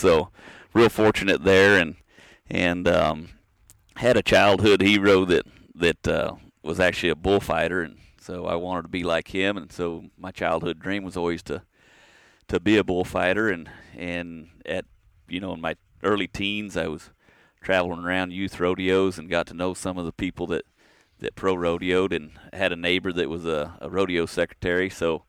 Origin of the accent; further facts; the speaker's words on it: El Centro, California, United States; also born or lived in Orange County; I grew up in Southern California, right along the Mexican border. Was born in a little town called El Centro.